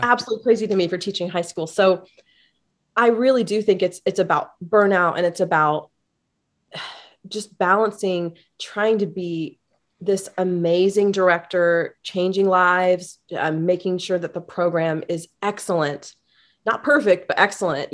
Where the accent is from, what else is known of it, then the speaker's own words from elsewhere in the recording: Kokomo, Indiana, United States; I grew up in Kokomo, Indiana, about an hour north of Indianapolis